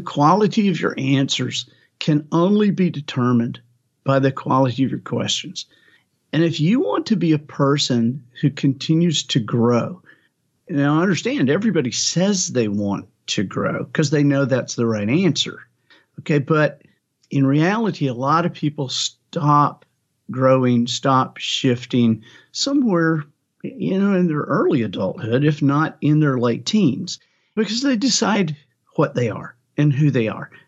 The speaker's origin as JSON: {"language": "English", "region": "Alabama", "country": "United States", "said": "I am from Alabama"}